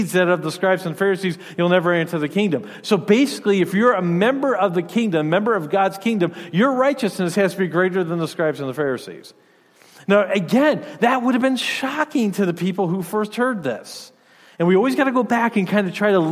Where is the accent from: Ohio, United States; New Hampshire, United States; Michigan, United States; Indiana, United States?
Michigan, United States; moved away as an adult; also born or lived in Rhode Island / Louisiana / Illinois; now in Wisconsin, United States; I grew up in Michigan.